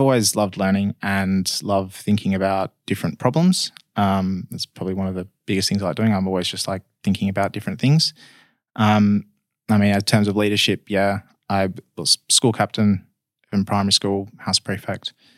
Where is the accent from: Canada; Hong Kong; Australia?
Australia; Perth, Western Australia; I was born in Perth, been in Perth my whole life.